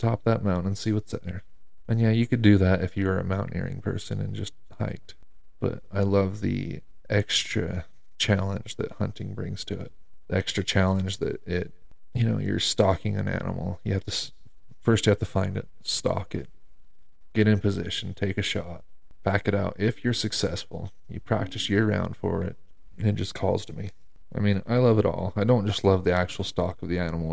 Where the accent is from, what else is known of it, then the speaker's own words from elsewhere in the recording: Utah, United States; my home state of Utah